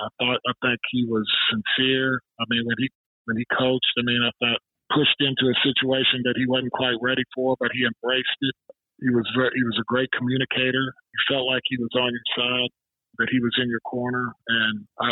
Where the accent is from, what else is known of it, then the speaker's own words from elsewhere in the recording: United States; moved away as an adult; also born or lived in Arkansas / Missouri / Sacramento; I was from Arkansas and Missouri.